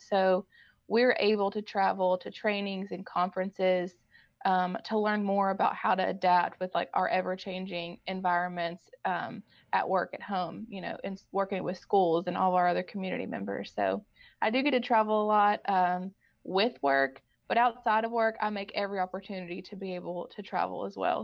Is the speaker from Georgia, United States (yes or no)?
no; Owenton, Kentucky, United States; We were both born and raised in Owenton, and I cannot believe I ended back in Owen County